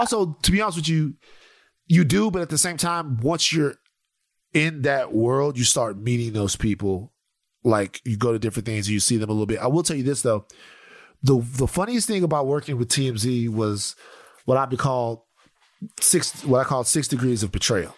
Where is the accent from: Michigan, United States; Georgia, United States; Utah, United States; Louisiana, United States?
Louisiana, United States; Baton Rouge; I'm from Baton Rouge